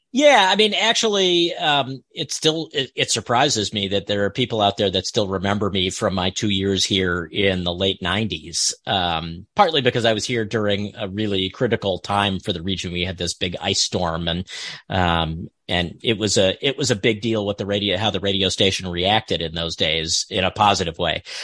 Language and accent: English; outside Washington D.C., District of Columbia, United States; moved away as an adult; also born or lived in Milwaukee / Iowa; now in Potsdam, United States; I grew up uh, outside Washington D.C., so it was a fairly large city